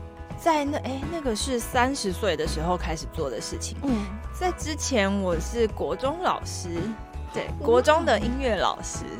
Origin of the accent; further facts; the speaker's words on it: Taipei, Taiwan; moved away as an adult; also born or lived in Miaoli; now in Hualien, Taiwan; 我是台北人。哦，我去苗栗工作，